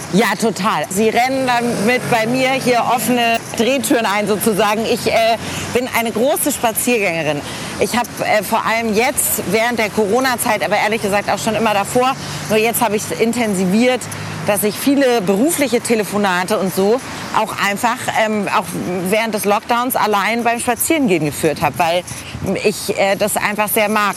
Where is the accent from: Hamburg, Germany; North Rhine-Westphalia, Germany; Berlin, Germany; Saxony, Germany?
Hamburg, Germany; moved away as an adult; also born or lived in Paris / Boston; now in Frankfurt am Main, Germany; ich habe meine Kindheit sehr schön in Hamburg-Eppendorf verbracht